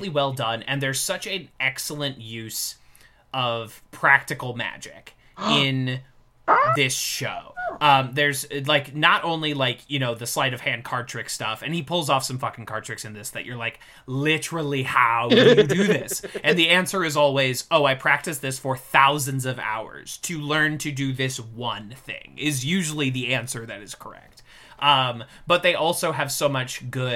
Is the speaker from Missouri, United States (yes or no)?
yes; St. Louis, Missouri, United States; now in New York, United States; I am from St. Louis